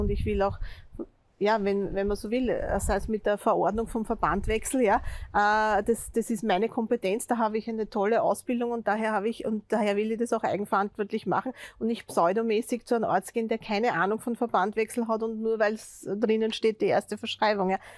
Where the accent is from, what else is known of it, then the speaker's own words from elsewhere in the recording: Austria; als Österreicher, der ich in denselben Topf einzahle